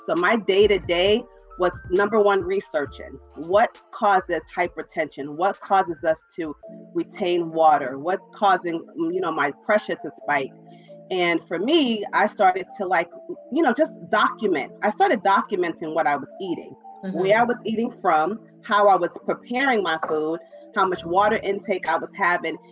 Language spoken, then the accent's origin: English; New York City, New York, United States; Brooklyn, New York.